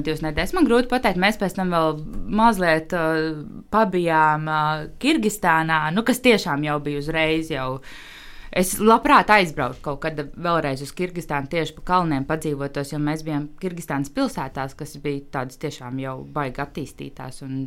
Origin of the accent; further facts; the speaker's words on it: Latvia; es esmu dzimusi jau brīvā Latvijā